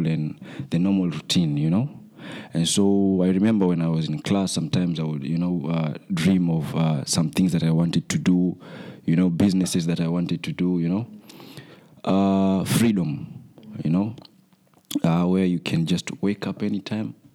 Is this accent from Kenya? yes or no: yes; Mombasa, Mombasa County, Kenya; I am from Mombasa, Kenya